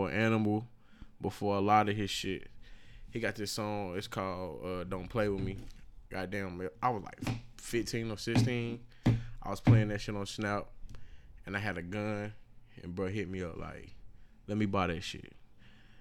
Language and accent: English; Statesville, North Carolina, United States; my hometown. This happened in Statesville